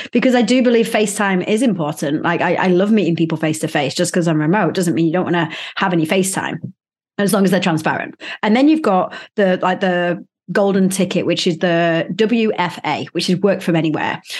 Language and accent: English; Manchester, North West England, United Kingdom; moved away; not far, like ten minutes drive away from where I grew up